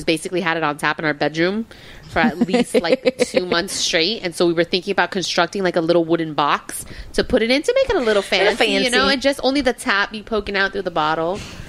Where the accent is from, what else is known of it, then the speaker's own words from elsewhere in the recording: Miami, Florida, United States; Like that though, right? It's because we're from Miami.